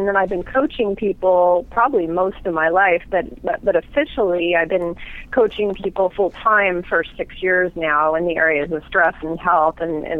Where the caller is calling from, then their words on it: Seattle, Washington, United States; Seattle, Washington.